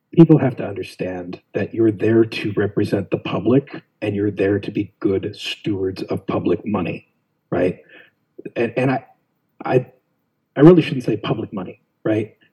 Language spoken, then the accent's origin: English; Phoenix, Arizona, United States; also born or lived in Buckeye, Arizona; I was born and raised West Phoenix, uh, Maryvale area